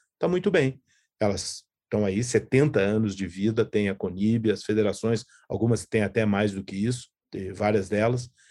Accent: Brazil; nós que somos brasileiros, judeus

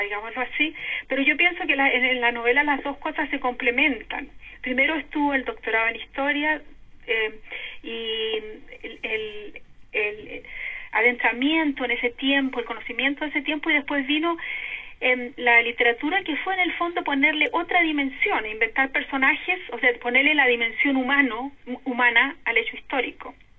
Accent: Concepción, Biobío, Chile; moved away as an adult; also born or lived in Santiago; now in Germany; nací, fui criada en Concepción, después estudié un tiempo en Santiago y pasé a vivir a Alemania el 86

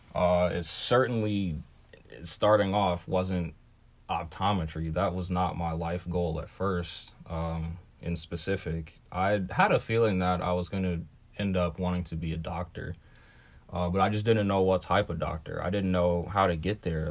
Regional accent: Ohio, United States; as a black kid in Ohio

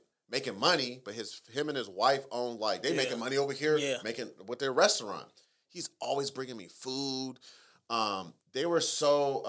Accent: Southern California, United States; I grew up in Southern, I was born in Southern California and raised in Southern California.

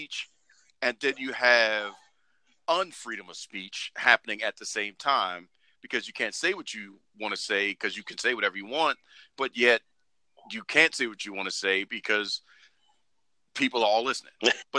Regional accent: Baltimore, Maryland, United States; I'm from Baltimore

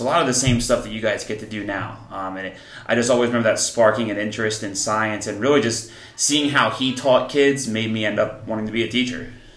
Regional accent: Columbus, New Jersey, United States; now in Pennsylvania, United States; I grew up in New Jersey. Um, I grew up in a small town called Columbus

